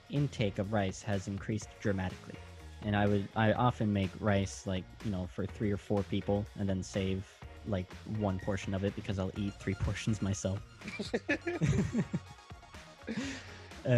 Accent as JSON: {"language": "English", "country": "United States", "said": "as an American"}